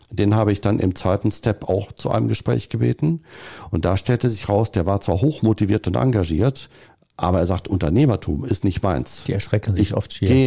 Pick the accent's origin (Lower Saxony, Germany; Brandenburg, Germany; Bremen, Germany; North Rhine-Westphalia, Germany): North Rhine-Westphalia, Germany; Und als Ostwestfale ist man immer so im Understatement-Modus und sagt das eher nicht. Aber Ostwestfale ich